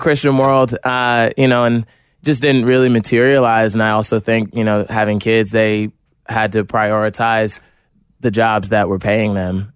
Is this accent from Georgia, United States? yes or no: no; New Jersey, United States; I'm from New Jersey, from a small town in New Jersey